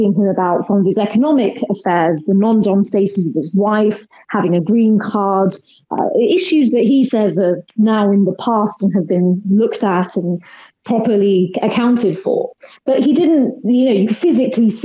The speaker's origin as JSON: {"language": "English", "country": "United Kingdom", "tie": "born or raised there", "said": "I'm Indian. My parents are from Kenya, India. I was born and brought up here."}